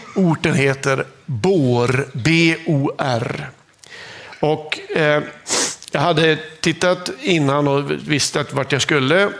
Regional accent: Norrland, Sweden; accent: Norrland (norrländsk); Jag har en liten norrländsk accent

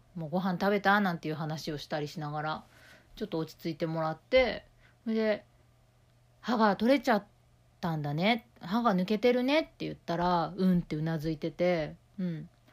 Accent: Tokyo, Japan; 私は東京ねあの出身ですけど

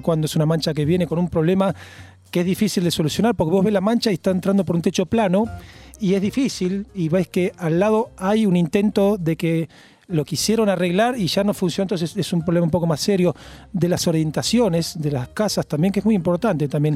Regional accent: Vicente López, Buenos Aires Province, Argentina; also born or lived in Olivos / Belgrano; now in Tigre, Argentina; Yo nací en Vicente López, en Florida, nací. Ahí viví los primeros 16, 17 años

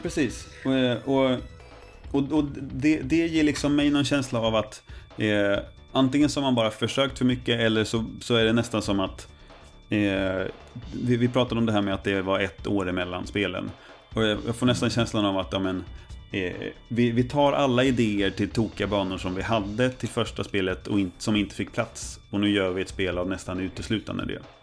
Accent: Närke, Örebro County, Sweden; som den närking jag mm. är

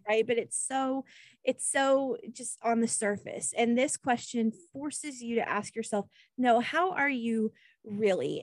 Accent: Kansas, United States; I'm from Kansas

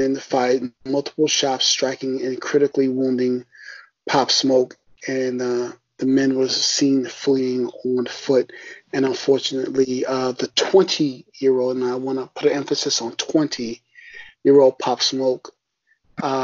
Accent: New York, United States; now in North Carolina, United States; all of us being from the tri-state area

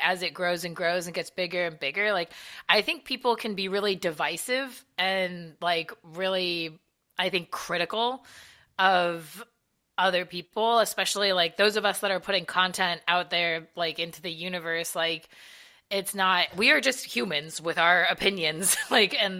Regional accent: Southern California, United States; I'm from Southern California

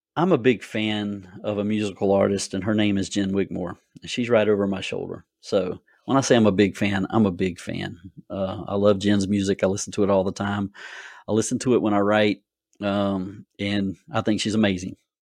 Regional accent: Gloverville, South Carolina, United States; When I was a child, and growing up in Gloverville

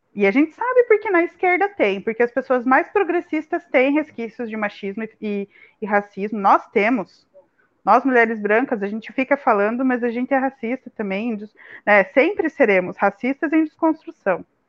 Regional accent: Curitiba, Paraná, Brazil; moved away; em Curitiba, pelo menos que é de onde eu sou

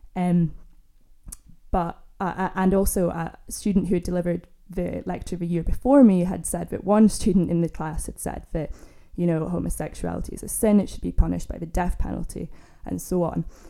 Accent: Scotland, United Kingdom; also born or lived in Glasgow; I grew up in Scotland, I'm from Scotland

